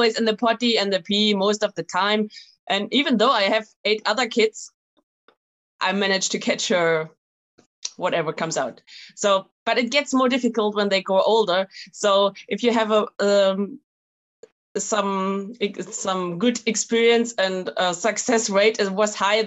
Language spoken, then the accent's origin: English; Germany; moved away as an adult; now in France; I'm German, actually. We are from Germany.